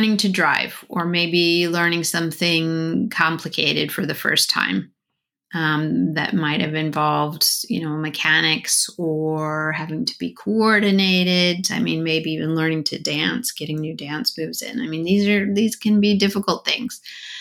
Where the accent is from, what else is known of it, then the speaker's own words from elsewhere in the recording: Colorado, United States; Growing up in Colorado, snakes were pretty common to see